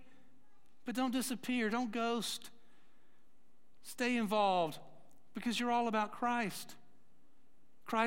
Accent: Atlanta, Georgia, United States; moved away; I grew up in Atlanta

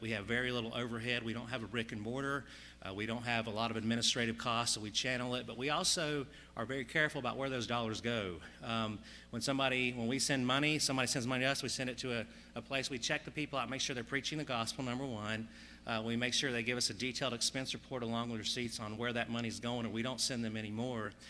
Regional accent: Mountain City, Tennessee, United States; my family, and we're from Mountain City, Tennessee

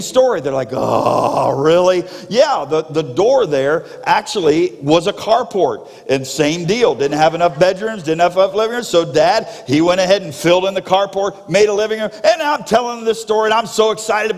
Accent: South Florida, United States; moved away; I grew up in South Florida

